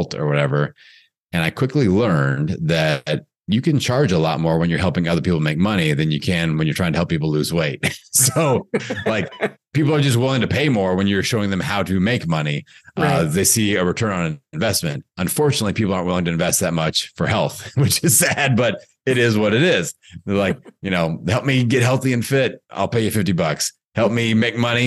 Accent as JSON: {"language": "English", "town": "Bloomington", "region": "Indiana", "country": "United States", "tie": "born or raised there", "said": "a fitness business opportunity in my hometown back in Bloomington, Indiana"}